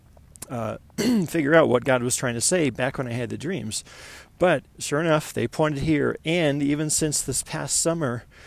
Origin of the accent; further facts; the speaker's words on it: Buffalo, New York, United States; moved away as an adult; now in Colorado Springs, United States; I'm from Buffalo, New York